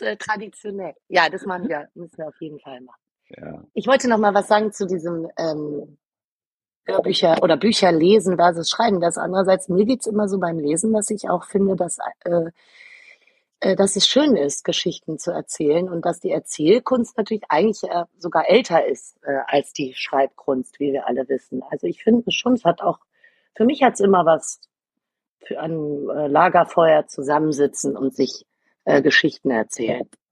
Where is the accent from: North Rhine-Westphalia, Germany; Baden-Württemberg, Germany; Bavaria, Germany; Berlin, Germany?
Berlin, Germany; Ich bin Berlinerin, mein Vater hat für die Amerikaner im besetzten, in Anführungsstrichen, im befreiten Berlin gearbeitet.